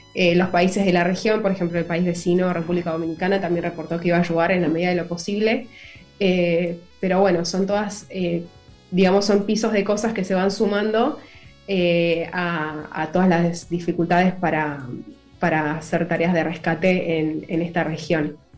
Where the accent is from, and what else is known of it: Argentina; also born or lived in Buenos Aires